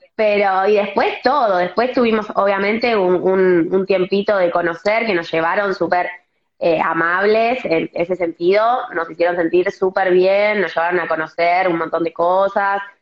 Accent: Buenos Aires, Argentina; yo soy, por ejemplo, de Capital, vivo cerca de, Vélez

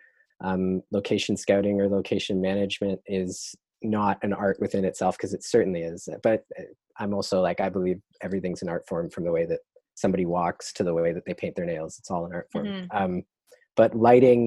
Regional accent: Toronto, Ontario, Canada; I am from Toronto, grew up in North York, like Sheppard and Don Mills area, right around Fairview Mall.

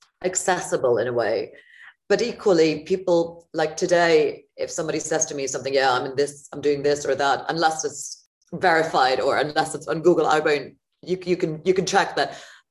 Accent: Frankfurt, Hesse, Germany; moved away; also born or lived in Los Angeles; I'm from Germany originally. I was born and raised in Frankfurt.

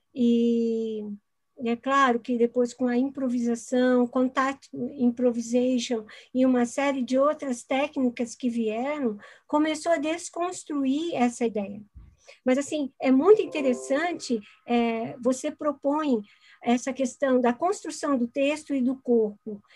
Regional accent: Florianópolis, Santa Catarina, Brazil; eu sou aqui de Florianópolis

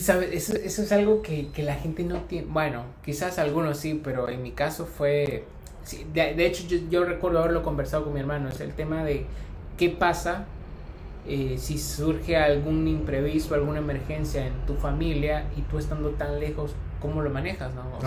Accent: El Salvador; moved away as an adult; now in Uruguay

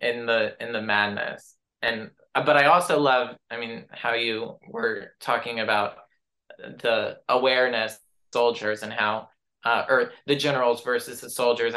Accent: United States; especially as an American myself.

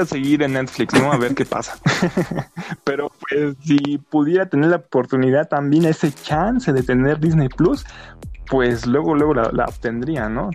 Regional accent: Mexico; como mexicanos

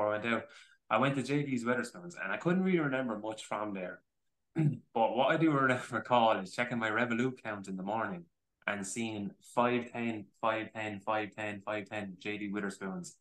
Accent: Ireland; as Irish people

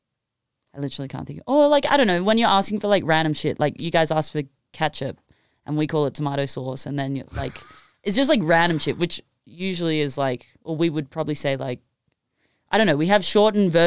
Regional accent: Sydney, New South Wales, Australia; moved away as an adult; now in Los Angeles, United States; I moved from Sydney, Australia, like, to – and I was, like, in the suburbs

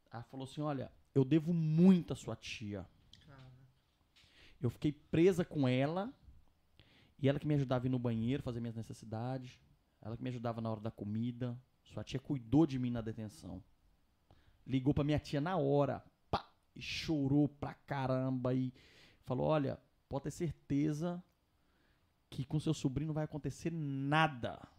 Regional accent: Governador Valadares, Minas Gerais, Brazil; now in Mexico; Sou brasileira, já tô aqui no México desde 2001 e eu vou fazer de tudo para que a viagem de vocês corra bem e tal. Eu sou da cidade de Governador Valadares.

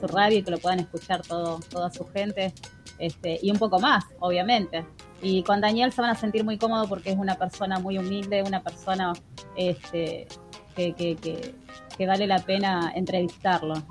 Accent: Argentina; somos todos argentinos

